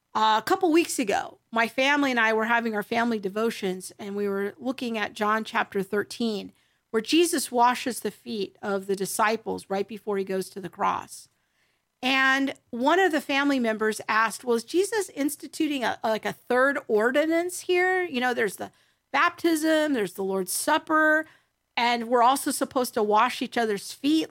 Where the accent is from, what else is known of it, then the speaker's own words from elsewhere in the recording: United States; being an American Christian growing up in the latter half of the twentieth century